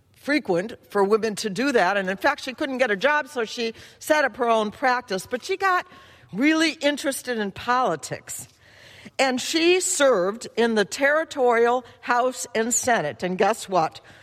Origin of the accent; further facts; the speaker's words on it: Chicago, Illinois, United States; That's my hometown